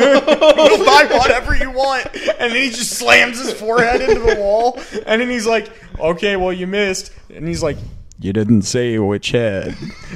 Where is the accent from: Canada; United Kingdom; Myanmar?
Canada; I'm a Canadian Democrat. So a Democrat like RFK is who I like ideologically draw a lot of my thought from.